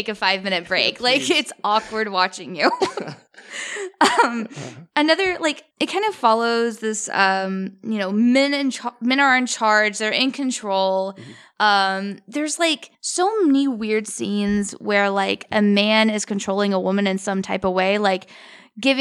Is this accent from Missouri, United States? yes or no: yes; Sikeston, Missouri, United States; I come from Sykeston, Missouri.